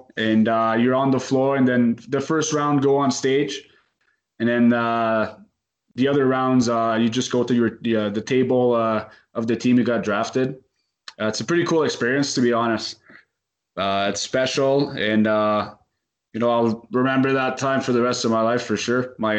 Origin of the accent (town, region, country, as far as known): Val-des-Forges, Quebec, Canada; born or raised there